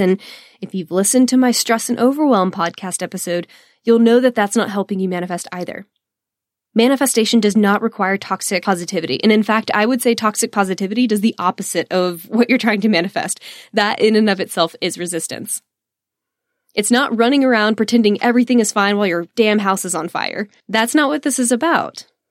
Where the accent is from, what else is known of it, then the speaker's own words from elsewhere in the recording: Texas, United States; I am just a Texan